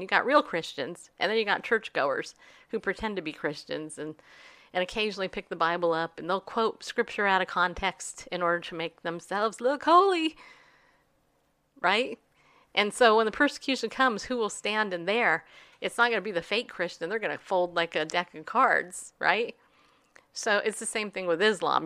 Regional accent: United States; especially as an American

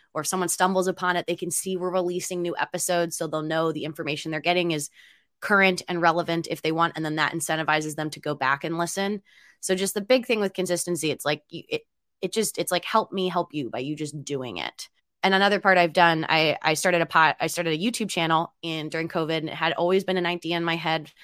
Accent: Philadelphia, Pennsylvania, United States; now in Seattle, United States; I'm from Philadelphia

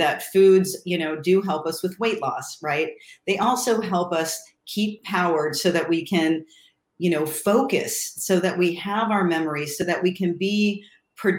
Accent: Ohio, United States; when I grew up in Ohio, and I was in the suburbs

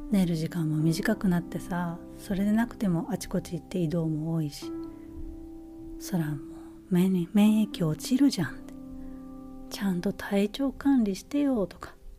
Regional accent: Japan; moved away as an adult; now in United States; このアメリカっていうえ生まれ育った母国ではないところで、えー、日本に比べたら

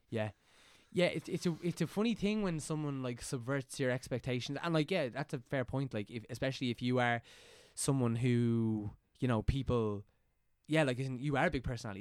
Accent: County Meath, Leinster, Ireland; I'm from County Meath

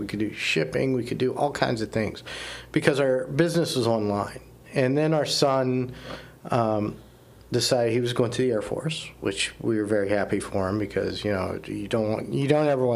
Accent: Appalachia, United States; now in Erie, United States; I grew up in Appalachia, a traditional church in Appalachia

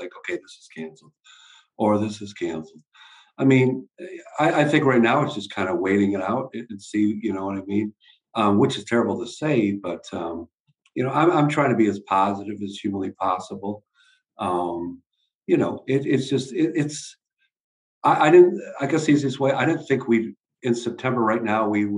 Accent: Watertown, New York, United States; moved away; I grew up near Syracuse, New York, in Watertown, New York

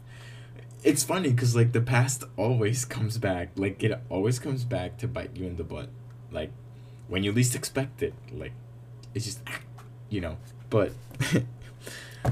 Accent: Honduras; moved away; I'm from Honduras

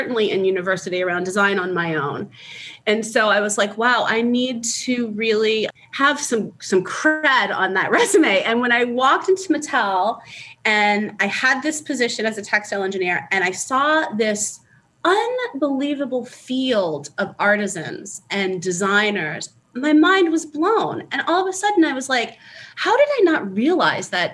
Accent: New Orleans, Louisiana, United States; moved away as an adult; also born or lived in California; I grew up in New Orleans

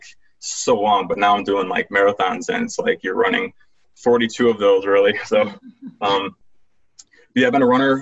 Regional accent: Rochester, New York, United States; I'm from Rochester, New York. It's upstate. It's not from New York City. Everyone thinks that you're from New York, you're from the city, and it's not true. So, been here my whole life.

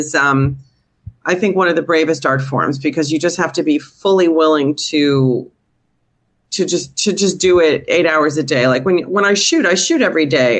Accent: New Haven, Connecticut, United States; also born or lived in Manhattan, New York; now in New York, United States; I'm from New Haven

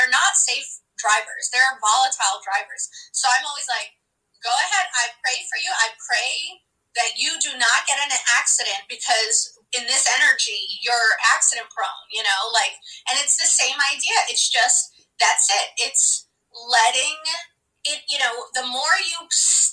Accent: New York City, New York, United States; I am where I grew up in Brooklyn. I am half Puerto Rican, half Hungarian.

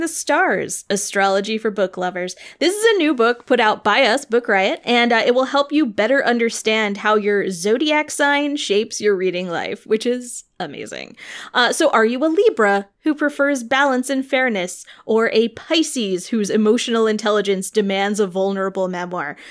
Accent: Illinois, United States; I'm from Illinois.

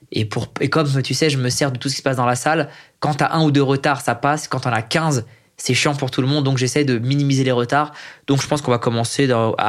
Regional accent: Iran; Tout le monde sait que je suis iranien, c'est plaqué, c'est écrit, il y a un film dessus.

